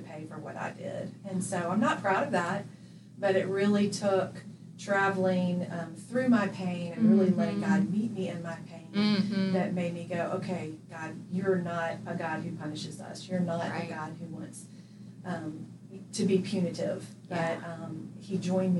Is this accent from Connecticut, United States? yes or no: no; Jacksonville, Florida, United States; moved away as an adult; now in Birmingham, United States; grew up in Jacksonville, Florida